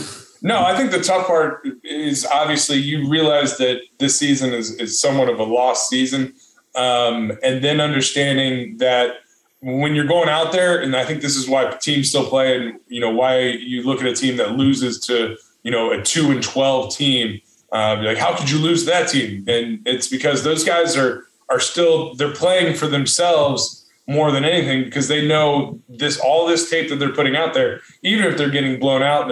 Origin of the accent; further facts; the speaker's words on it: United States; I'm from America